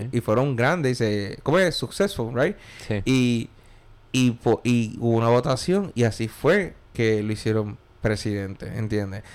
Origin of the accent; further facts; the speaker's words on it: Puerto Rico; now in New York, United States; Yo aprendí en Puerto Rico